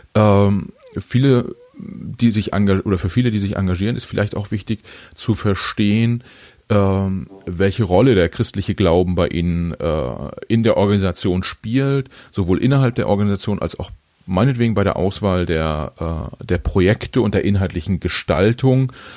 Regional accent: Germany; ich bin in Deutschland geboren und nicht in Bolivien

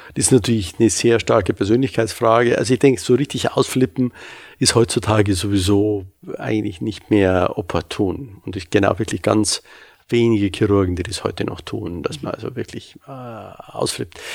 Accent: Munich, Bavaria, Germany; moved away as an adult; now in Hamburg, Germany; Ich komme ja ursprünglich aus München, wie Sie vielleicht hören

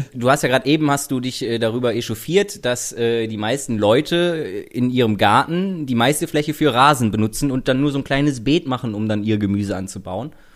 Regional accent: Rhineland, Germany; now in Berlin, Germany; ich komme aus dem Rheinland

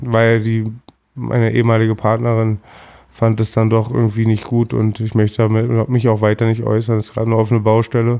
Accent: Berlin, Germany; also born or lived in Lankwitz, Berlin; Ich bin 1979 in Berlin geboren, im Krankenhaus in Wilmersdorf meines Erachtens, bin gebürtiger Schöneberger, das war, ich bin im alten Schöneberg aufgewachsen

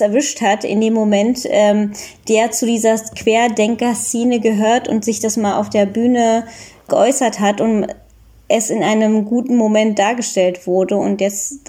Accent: Germany; als Deutsche mit Migrationshintergrund, in meinem Fall indischem Hintergrund

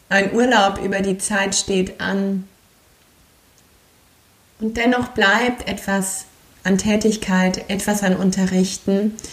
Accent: Aachen, North Rhine-Westphalia, Germany; Dass eine abschließt und eine neue in meiner Heimatstadt in Aachen beginnt und ich Yin-Yoga weiter ins Leben tragen kann.

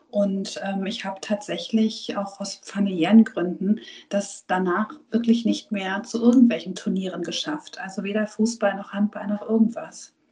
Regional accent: Hamburg, Germany; Ich bin nämlich gebürtige Hamburgerin und als Hamburgerin bin ich natürlich auch Patriotin.

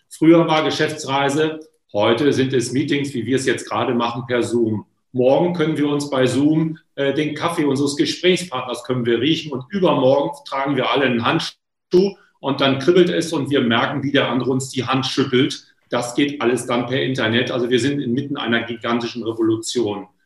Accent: Lower Saxony, Germany; Was heißt das sozusagen für eine Familie in Ostfriesland, wo ich herkomme, gebürtig, was Sie da gerade erklären?

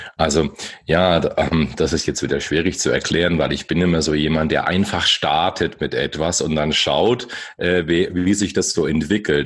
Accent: Bamberg, Bavaria, Germany; now in Bayreuth, Germany; ich bin hier erst hergezogen. Ursprünglich bin ich okay. aus Bamberg.

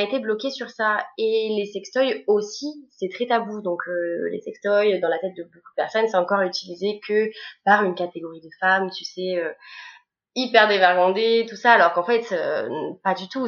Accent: Bordeaux, Nouvelle-Aquitaine, France; je suis de Bordeaux

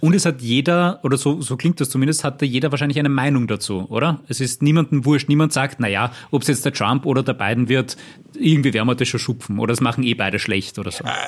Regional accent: Austria; bei uns in Österreich

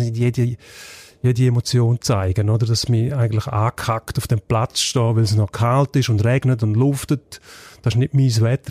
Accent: Graubünden, Switzerland; als Bündner

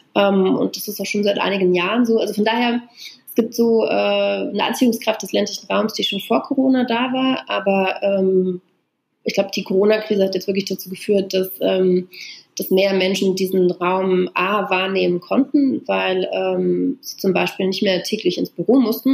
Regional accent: Brandenburg, Germany; moved away as an adult; also born or lived in Berlin / Brussels / Boston / Paris; Also ich bin halt in Brandenburg äh, geboren und aufgewachsen, in so einem 500-Seelen-Ort

